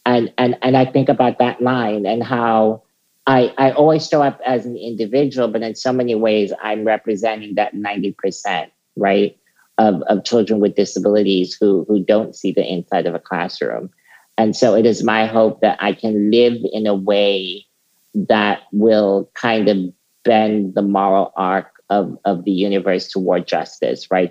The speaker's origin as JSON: {"language": "English", "country": "South Africa", "tie": "born or raised there", "said": "as a teenager um, growing up in South Africa"}